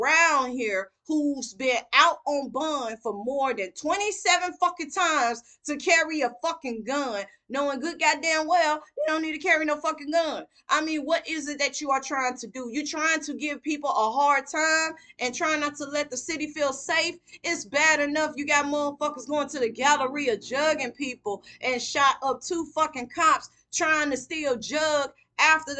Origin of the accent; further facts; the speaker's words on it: Mississippi, United States; now in Houston, United States; I'm not even a Texan. I wasn't even born in Texas. I was born in Mississippi.